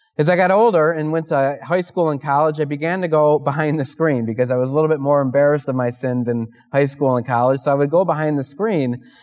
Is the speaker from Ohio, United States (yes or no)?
yes; Parma, Ohio, United States; I'm from Holy Family in Parma